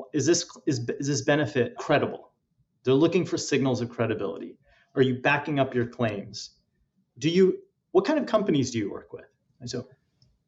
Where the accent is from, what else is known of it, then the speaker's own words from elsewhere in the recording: India; I'm Indian